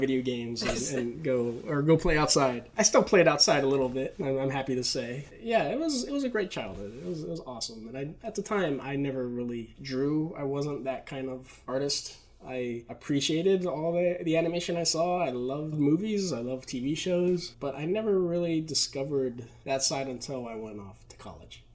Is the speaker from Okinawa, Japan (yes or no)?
yes; Okinawa, Japan; moved away as an adult; also born or lived in Waco, Texas; I loved growing up in Japan, and I was there until I turned 18, and I went to go to school in Baylor University